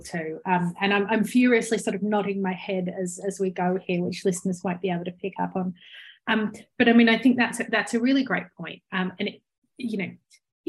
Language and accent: English; Australia; your listeners might have spotted by my accent that I clearly grew up in Australia